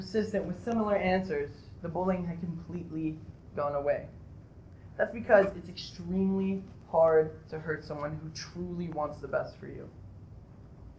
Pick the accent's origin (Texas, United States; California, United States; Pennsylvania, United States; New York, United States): Texas, United States; Odessa; now in Kansas, United States; I grew up in Odessa, Texas